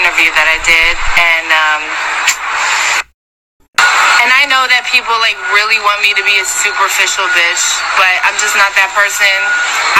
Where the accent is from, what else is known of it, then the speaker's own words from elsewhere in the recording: Philadelphia, Pennsylvania, United States; I was born and raised in Gordon Ellsworth